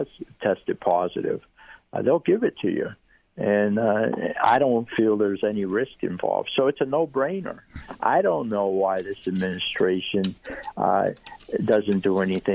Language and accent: English; Tarpon Springs, Florida, United States; accent: Greek; I have a little bit of a Greek accent still. But even though I was born in Tarpon Springs, born and raised in Tarpon Springs